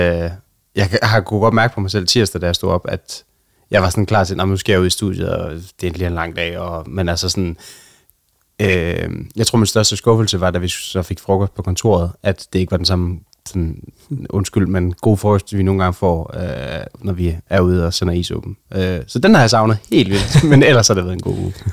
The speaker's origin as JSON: {"language": "Danish", "region": "Jutland", "country": "Denmark", "tie": "born or raised there", "said": "det er jo, det, altså, det er jo mit hjemland."}